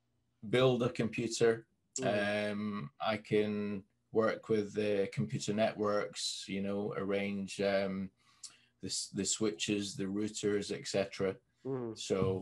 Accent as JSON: {"language": "English", "region": "Scotland", "country": "United Kingdom", "moved": "yes", "lives_now": "Manchester, United Kingdom", "said": "But if I still speak to some friends back in Scotland, then the accent will come back sometimes with certain words, certain phrases."}